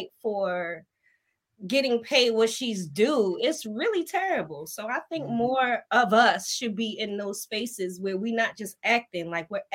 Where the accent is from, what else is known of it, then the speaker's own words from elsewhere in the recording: Baltimore, Maryland, United States; moved away as an adult; now in Dallas, United States; born and raised, generations and generations of family back home in Baltimore